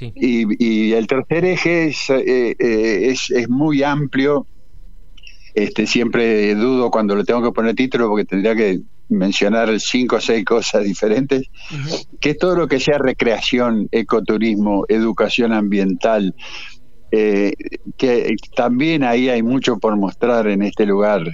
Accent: Paraná, Entre Ríos, Argentina; moved away as an adult; Yo soy de Paraná, pero a los 20 años me fui eh, me fui de Paraná eh, eh, y, mi, vida de gurí fue en el río

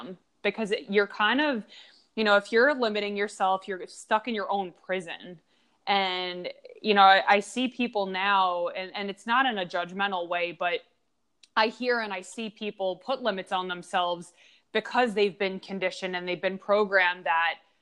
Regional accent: Long Island, New York, United States; I grew up in Long Island

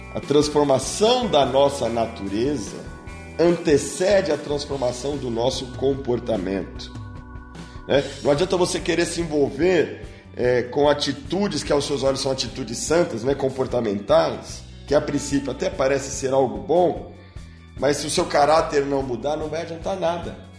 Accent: Brazil; Dentro do Brasil, eu não preciso dizer que eu sou brasileiro. O povo sabe que eu sou brasileiro

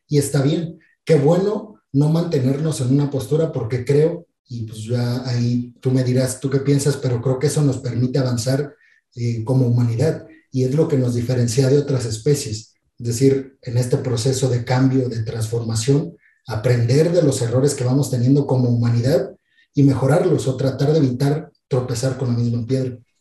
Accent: Mexico; yo soy mexicano no solamente porque nací en México, porque mis papás son mexicanos

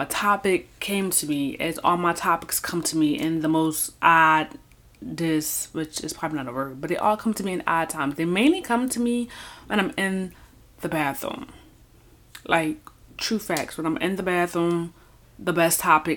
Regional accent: Philadelphia, Pennsylvania, United States; moved away as an adult; I was born and raised in Philadelphia, Pennsylvania, Philly, North Philly, Southwest Philly

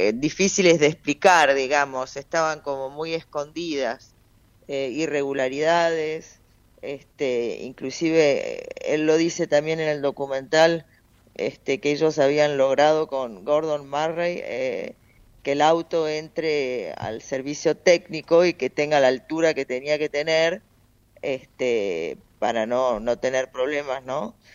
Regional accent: Argentina

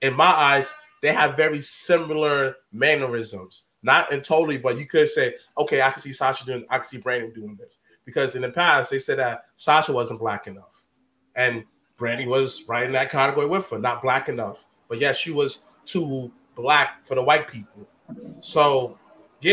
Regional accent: New York, United States; we're from New York

